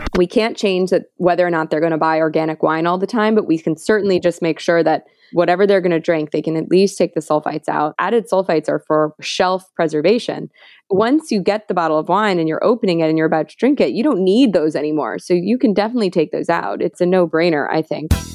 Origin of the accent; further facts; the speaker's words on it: New York City, New York, United States; I grew up in New York City